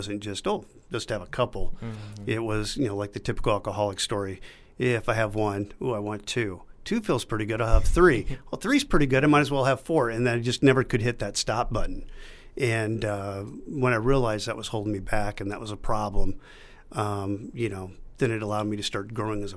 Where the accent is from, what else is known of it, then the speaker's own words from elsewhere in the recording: Sioux City, Iowa, United States; moved away as an adult; now in Scranton, United States; I was born in Sioux City, Iowa